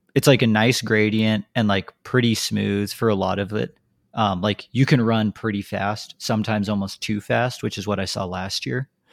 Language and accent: English; United States; we are American